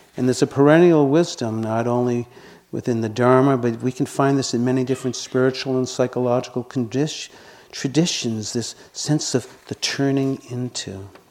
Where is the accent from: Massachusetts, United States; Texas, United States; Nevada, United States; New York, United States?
Massachusetts, United States; Boston; accent: residual Boston; moved away; you can probably hear by my voice that I still have some residual Boston accent. I grew up in Boston.